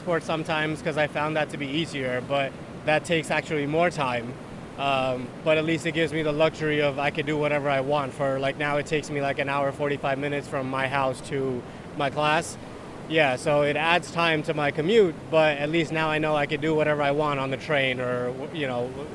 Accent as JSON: {"language": "English", "region": "New Jersey", "country": "United States", "said": "We're from New Jersey, which is in the USA, like just south of New York."}